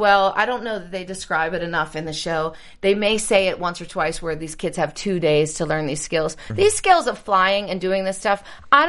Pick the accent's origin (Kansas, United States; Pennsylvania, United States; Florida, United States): Pennsylvania, United States; Pittsburgh; I'm from Pittsburgh.